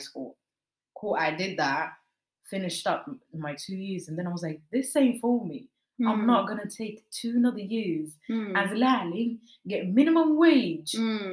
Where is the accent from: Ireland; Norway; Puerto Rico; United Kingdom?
Norway; Oslo; I'm also from Stovner.